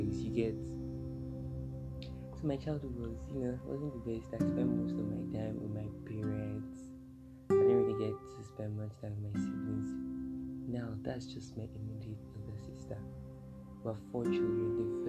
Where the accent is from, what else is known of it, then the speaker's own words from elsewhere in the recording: Kogi, Nigeria; I am from Kogi State, Kababunu local government to be specific, Kababunu local government, Kogi State, Nigeria